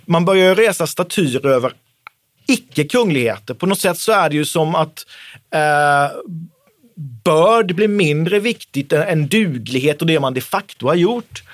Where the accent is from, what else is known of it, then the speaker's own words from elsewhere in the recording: Oskarshamn, Kalmar County, Sweden; söder om Oskarshamn, där jag kommer ifrån